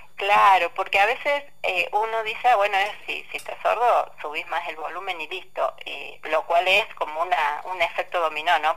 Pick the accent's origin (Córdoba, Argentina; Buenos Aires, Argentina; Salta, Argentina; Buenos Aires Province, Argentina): Córdoba, Argentina; La Francia; moved away; estoy yendo más traído a la Francia, a mi pueblo